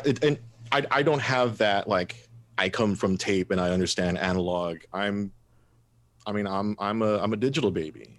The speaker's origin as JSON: {"language": "English", "town": "Mathis", "region": "Texas", "country": "United States", "tie": "born or raised there", "said": "growing up in Mathis, uh, and, and not very affluent"}